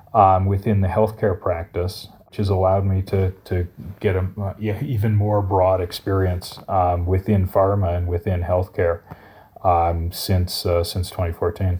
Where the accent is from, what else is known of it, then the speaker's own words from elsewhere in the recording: Colorado, United States; moved away as an adult; also born or lived in Chicago; originally I'm from Colorado